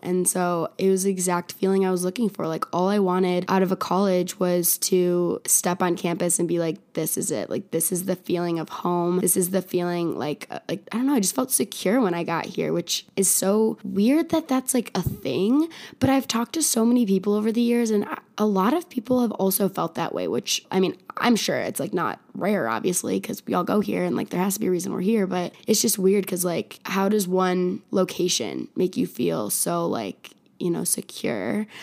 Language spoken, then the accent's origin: English; Naperville, Illinois, United States; moved away as an adult; also born or lived in Chicago, Illinois; now in Tucson, United States; I grew up in a suburb of Chicago named Naperville, went to high school in Naperville